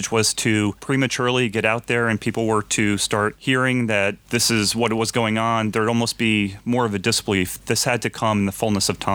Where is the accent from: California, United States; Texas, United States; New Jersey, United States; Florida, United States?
New Jersey, United States; Freehold; also born or lived in Wynnewood, Pennsylvania; I'm actually from Central New Jersey